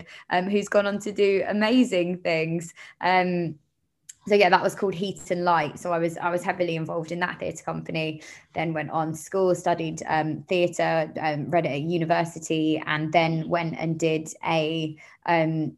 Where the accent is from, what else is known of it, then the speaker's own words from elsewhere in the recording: London, United Kingdom; I'm from Camden Town. So I grew up in London.